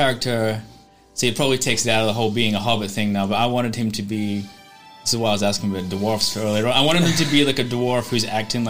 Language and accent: English; Scotland, United Kingdom; now in Australia; I'm from Scotland, a small village in Scotland